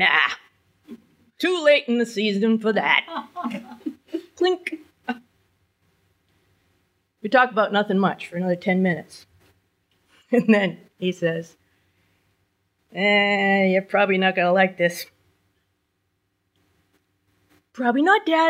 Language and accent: English; New Hampshire, United States; I was born and raised in New Hampshire. I never left